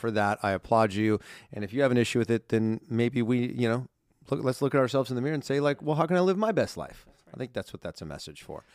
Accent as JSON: {"language": "English", "region": "Southern California", "country": "United States", "tie": "born or raised there", "said": "growing up in Southern California, Disneyland, as I shared in the first part of this countdown, is such, such a huge part of not just my childhood"}